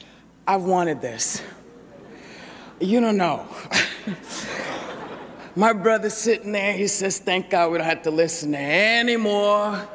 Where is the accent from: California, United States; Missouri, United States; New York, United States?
New York, United States; I come from New York. As a little kid, I lived in the projects.